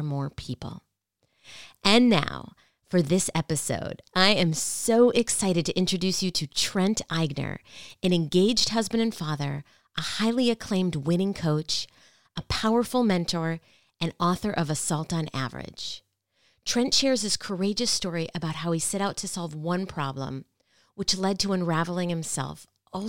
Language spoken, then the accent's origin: English; Minnesota, United States; my home state, Minnesota